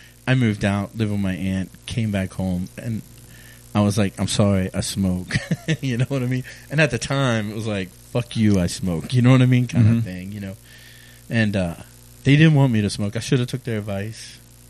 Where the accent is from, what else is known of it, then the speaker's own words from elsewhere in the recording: Edgewood, Maryland, United States; also born or lived in Havre de Grace / Aberdeen; You know, I was born in Havre de Grasse, but then I grew up pretty much between Edgewood and Aberdeen, Maryland.